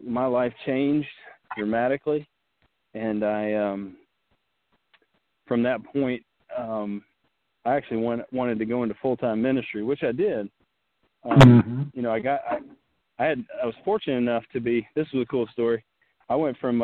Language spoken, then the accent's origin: English; Western North Carolina, United States; moved away; I grew up in Western North Carolina in a very small town.